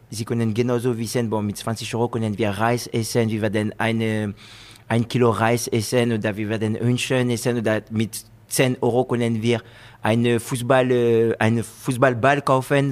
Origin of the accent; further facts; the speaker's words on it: France; German is a second language; moved away as an adult; also born or lived in Guinea / Spain; now in Germany; Ich bin Franzose, geboren in Frankreich.